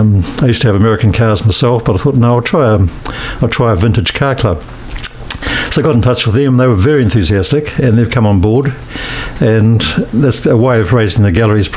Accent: Christchurch, Canterbury, New Zealand; also born or lived in Auckland / Oxford, New Zealand; I was born here in Christchurch in 1945, and spent most of my life here

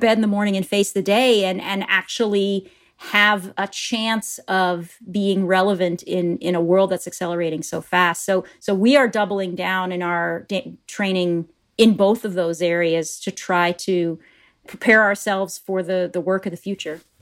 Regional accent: Appleton, Wisconsin, United States; moved away as an adult; also born or lived in New York; I'm a Midwesterner. I grew up in a little town called Appleton, Wisconsin.

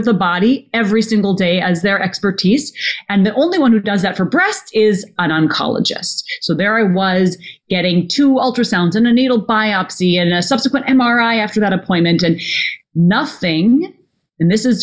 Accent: Minnesota, United States; when I was a little girl growing up in Minnesota

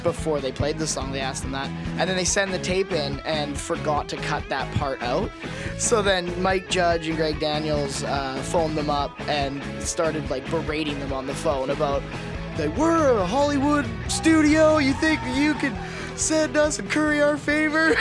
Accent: Canada; we are Canadian

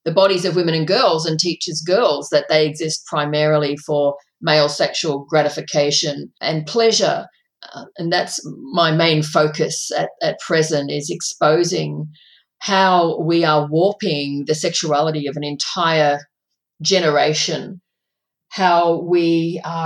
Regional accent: a country town in Victoria, Australia; my hometown, growing up in a country town in Victoria

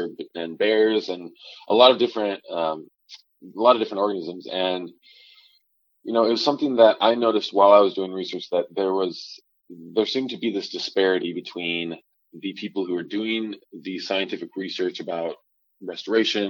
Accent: the Palouse, Pacific Northwest, United States; Growing up in the Palouse, it was very interesting to me because it seemed like there wasn't really any natural habitat around.

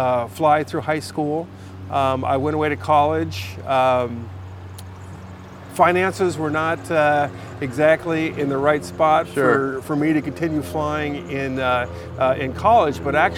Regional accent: San Diego, California, United States; But here in California, mostly my formative years, I grew up in San Diego.

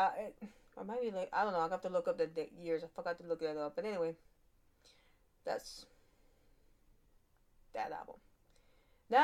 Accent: Louisiana, United States; I'm from Louisiana. Sometimes I just speak fast, and I'm a southern woman.

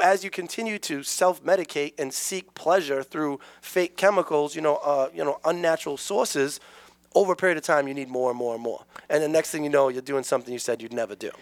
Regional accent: New Bedford, Massachusetts, United States; Um, I grew up in New Bedford

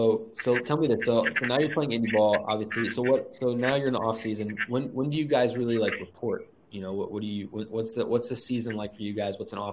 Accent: San Antonio, Texas, United States; coming from like where I came from, a small private school in like San Antonio, which is a big city.

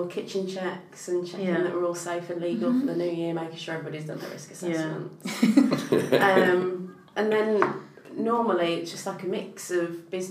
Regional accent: Lichfield, West Midlands, United Kingdom; where I grew up in Lichfield

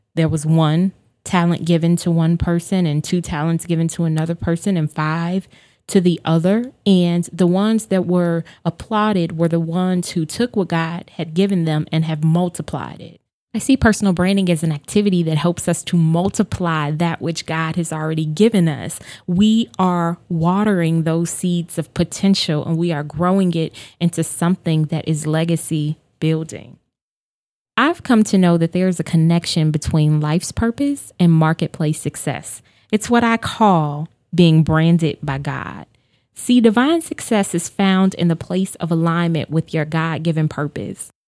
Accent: Chicago, Illinois, United States; I am born and raised on the South Side of Chicago

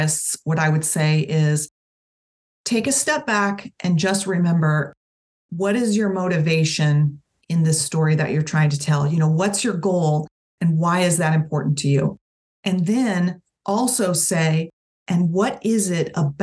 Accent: Tampa, Florida, United States; I was born in 1973 in Tampa, Florida

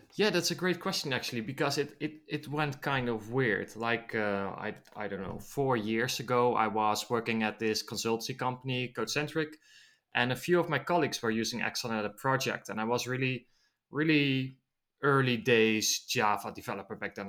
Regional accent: Netherlands; I'm from the Netherlands

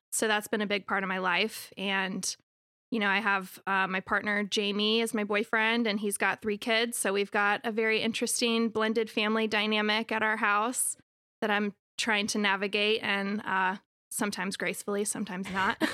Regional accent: Raleigh, North Carolina, United States; I'm from Raleigh, born and raised

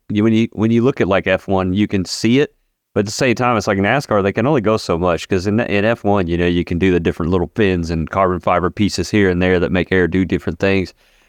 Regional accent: Budapest, Hungary; Oh, well, it's because I'm from Hungary.

